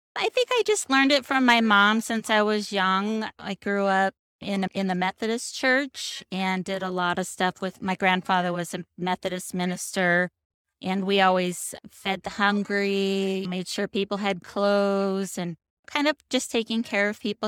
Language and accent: English; Seattle, Washington, United States; moved away as an adult; also born or lived in Chicago; now in Boulder City, United States; I grew up in Seattle